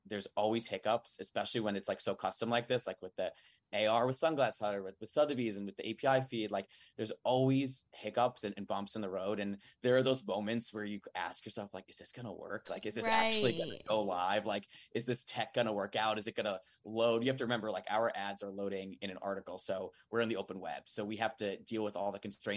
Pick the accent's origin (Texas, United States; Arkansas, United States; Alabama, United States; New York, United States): New York, United States; Long Island; also born or lived in Boston; now in Manhattan, United States; I'm from Long Island, New York.